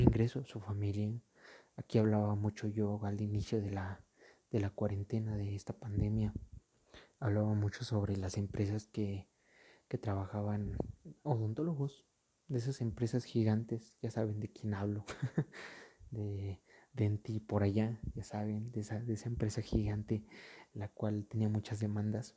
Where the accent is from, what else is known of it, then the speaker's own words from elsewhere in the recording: Mexico; aquí en mi país, en México